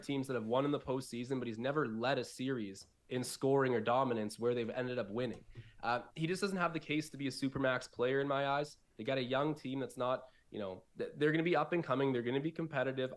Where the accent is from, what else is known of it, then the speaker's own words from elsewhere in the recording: Newmarket, Ontario, Canada; also born or lived in Buffalo; I'm from Newmarket. It's like a, it's about forty-five minutes north of the city. So, it's part of the Greater Toronto Area